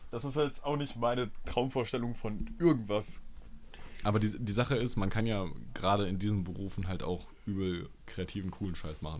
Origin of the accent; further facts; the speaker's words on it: Halle, Saxony-Anhalt, Germany; Ich bin in Halle geboren.